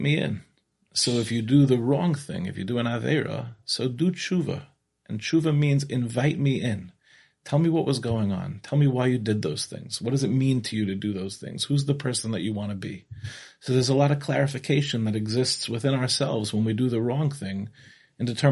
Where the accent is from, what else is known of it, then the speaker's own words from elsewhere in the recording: Five Towns, New York, United States; moved away as an adult; now in Israel; I grew up in the Five Towns